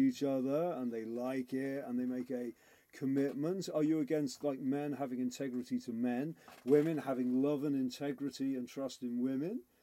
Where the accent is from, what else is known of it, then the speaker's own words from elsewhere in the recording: Liverpool, North West England, United Kingdom; moved away; I grew up in Liverpool